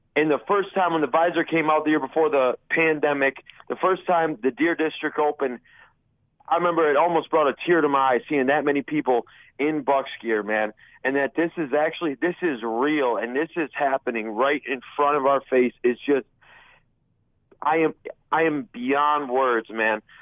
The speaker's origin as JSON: {"language": "English", "region": "Wisconsin", "country": "United States", "tie": "born or raised there", "lives_now": "Milwaukee, United States", "said": "I grew up, born and raised in Wisconsin"}